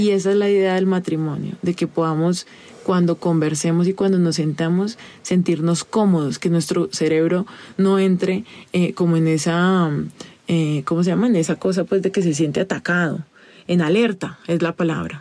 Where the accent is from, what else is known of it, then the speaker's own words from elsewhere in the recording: Colombia; a mí como colombiana